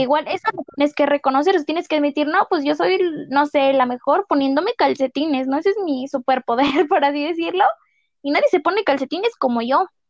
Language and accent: Spanish; State of Mexico, Mexico; somos dos personas del Estado de México